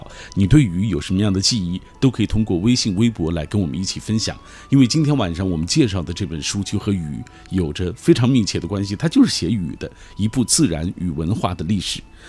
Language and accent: Chinese; Xinjiang, China; 那我是来自于新疆